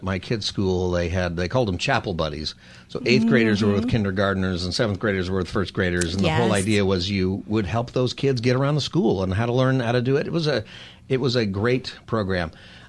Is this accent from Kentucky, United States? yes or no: no; Lancaster, California, United States; because I went to Lutheran school growing up in Grace Lutheran in the Antelope Valley. in Lancaster